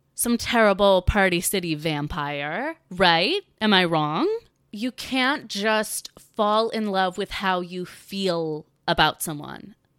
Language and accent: English; North Carolina, United States; growing up in the South, growing up in North Carolina, in the suburbs